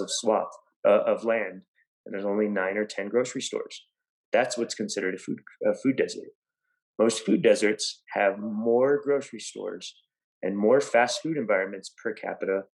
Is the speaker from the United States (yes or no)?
yes; Gallup, New Mexico, United States; I was raised in Gallup, New Mexico